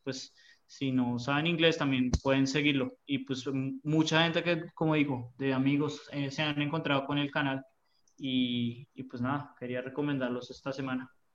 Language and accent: Spanish; Colombia